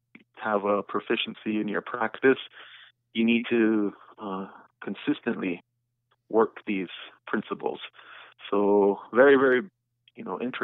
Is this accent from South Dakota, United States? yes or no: yes; Kyle, South Dakota, United States; moved away; also born or lived in Pine Ridge Reservation; I got the opportunity to move back to my hometown, which is Kyle, South Dakota.